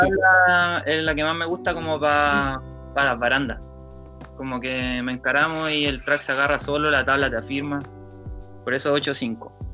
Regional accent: Talcahuano, Biobío, Chile; also born or lived in San Pedro de la Paz, Chile / Concepción, Chile / Santiago, Chile / Valparaíso, Chile; soy de Conce, nací en Talcahuano y viví como toda mi infancia, mi adolescencia entre Talcahuano, San Pedro y patinando en Concepción

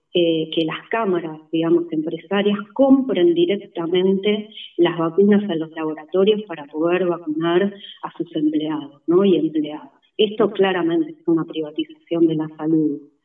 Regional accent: Argentina

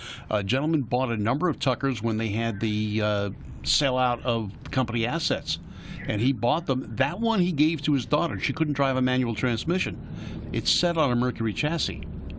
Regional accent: New York City, New York, United States; moved away; I remember my days in New York. I'm a Brooklyn kid.

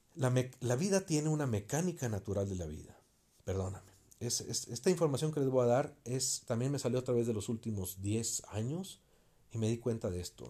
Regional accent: Mexico; soy mexicano

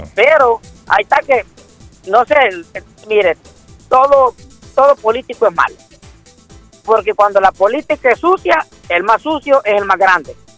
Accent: El Salvador; moved away; yo soy del Salvador

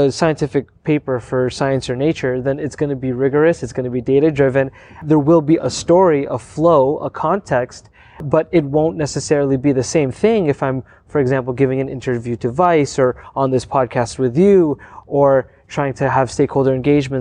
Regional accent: Windsor, Ontario, Canada; I grew up in Windsor, Ontario.

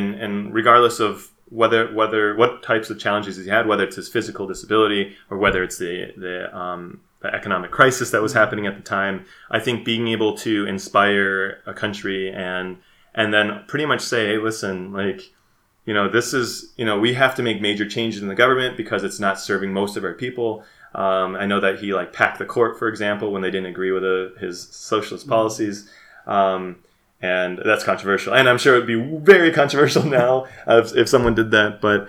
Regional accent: Midwest, United States; And again, there might be some bias there too, because it takes place in the Midwest. I'm from the Midwest, and just kind of seeing that.

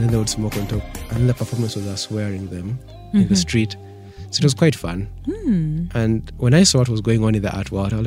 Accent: Kampala, Central Region, Uganda; All my life I've grown up in Kampala

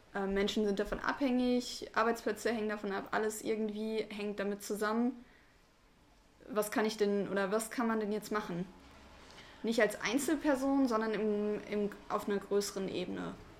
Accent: Ruhr area, North Rhine-Westphalia, Germany; moved away; ich komme aus dem Ruhrgebiet, hab da halt auch am Anfang, äh, während meiner Schulzeit und sowas gewohnt

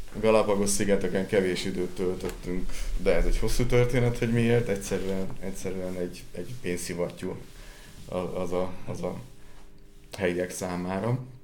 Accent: Sióagárd, Tolna, Hungary; Víz közelben születtem, és ugye siagárdi vagyok, tehát a kertünket két oldalról egy-egy folyó veszi, vagy csatorna veszi körül

